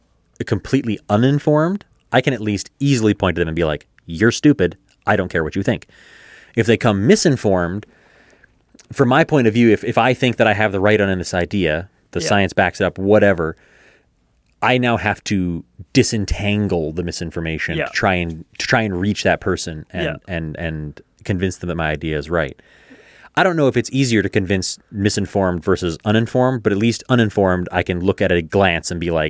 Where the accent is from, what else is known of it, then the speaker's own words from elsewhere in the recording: Canada; the path of least resistance is just to stop watching Canadian content, which sucks as a Canadian.